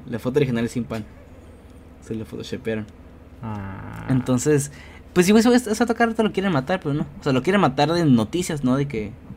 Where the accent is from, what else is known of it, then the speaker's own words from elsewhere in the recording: Mexico; como mexicano